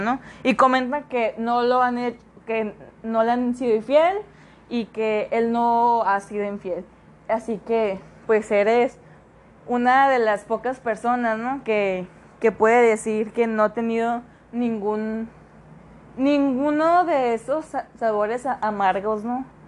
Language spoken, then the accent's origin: Spanish; Mexico; Como buen mexicano